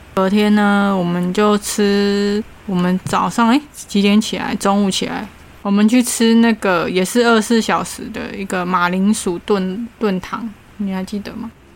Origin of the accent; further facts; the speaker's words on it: Taiwan; 我们是从台湾来的